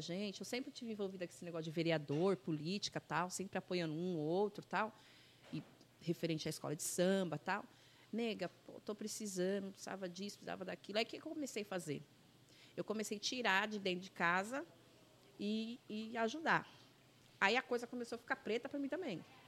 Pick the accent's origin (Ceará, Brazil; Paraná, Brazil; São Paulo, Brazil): São Paulo, Brazil; also born or lived in Caieiras / Lapa; Minha infância foi aqui em Perus, ali na rua Pedro Flores